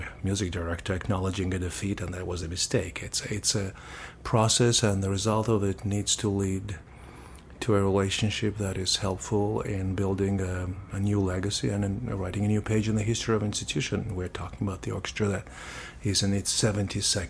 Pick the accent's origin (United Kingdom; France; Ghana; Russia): Russia; Saint Petersburg; also born or lived in Amsterdam, Netherlands / Germany; now in Winnipeg, Canada; I am originally from St. Petersburg, Russia, but I have left this country 30 years ago.